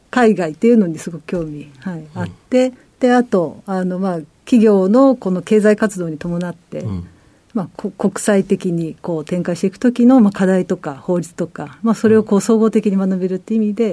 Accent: Tokyo, Japan; 東京都です。

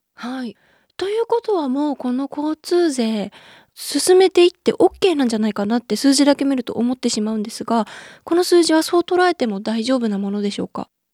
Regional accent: Chiba, Japan; 私千葉県なんですけれども

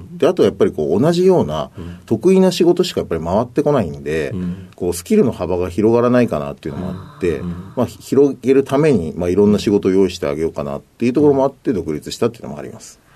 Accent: Asahikawa, Hokkaido, Japan; えっと、北海道の旭川市です

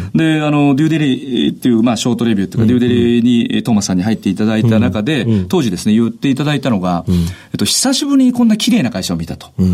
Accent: Nagasu, Kumamoto, Japan; 熊本県の長洲町という田舎町です

